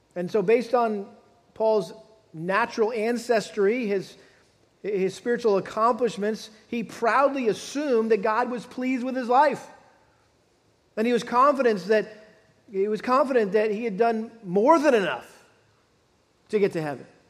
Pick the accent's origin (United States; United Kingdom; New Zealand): United States; Massachusetts; moved away; as a kid growing up back in, the, back in my home state of Massachusetts.